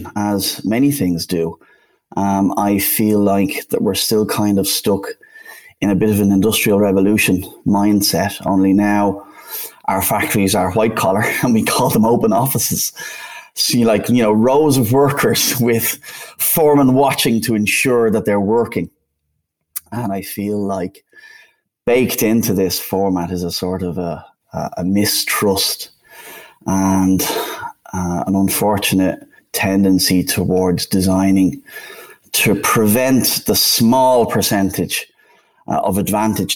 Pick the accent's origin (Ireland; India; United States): Ireland; Dublin, Leinster; accent: Irish; also born or lived in Bristol, United Kingdom; now in Amsterdam, Netherlands; as you can instantly hear, I'm Irish. I'm originally from Dublin